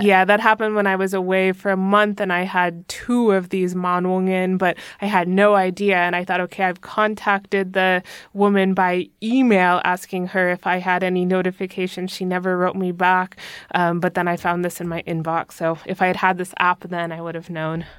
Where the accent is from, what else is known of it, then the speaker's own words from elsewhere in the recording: United States; now in Germany; as American